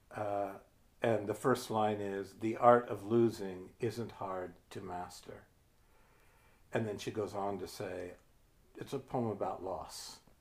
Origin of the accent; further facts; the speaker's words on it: Ohio, United States; moved away as an adult; now in New Hampshire, United States; I'm from Ohio